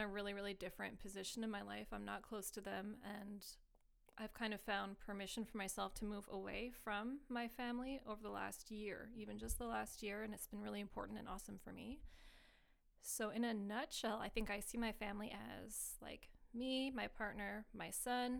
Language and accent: English; South Shore of Montreal, Quebec, Canada; now in Montreal, Canada; I grew up on the South Shore of Montreal